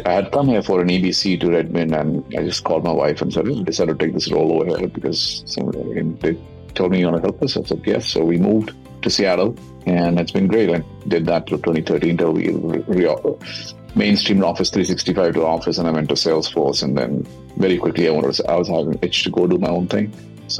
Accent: India; I grew up in India. Like you were saying earlier, my father was in the Air Force, so we traveled a long time growing up.

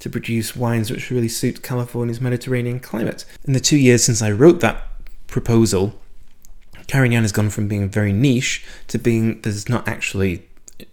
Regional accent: United Kingdom; moved away as an adult; I am British, and I went through the British education system all the way through from 5 years old to doing a PhD

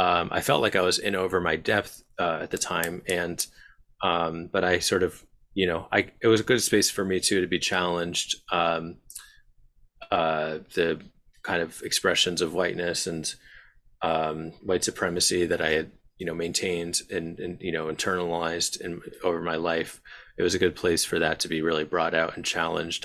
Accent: Bloomfield, New Jersey, United States; also born or lived in Glen Ridge, New Jersey; I grew up in Bloomfield, uh, and Glen Ridge

